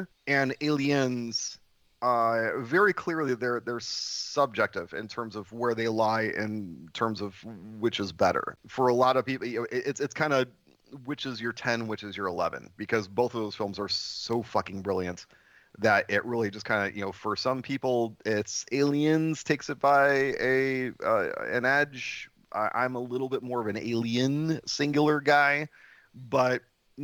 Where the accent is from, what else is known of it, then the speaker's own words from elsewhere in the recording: Chicago, Illinois, United States; I am from Chicago, Illinois